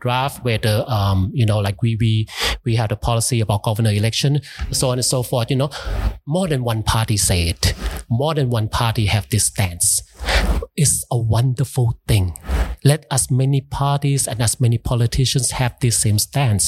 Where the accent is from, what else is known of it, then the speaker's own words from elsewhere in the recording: United States; I grew up in the States.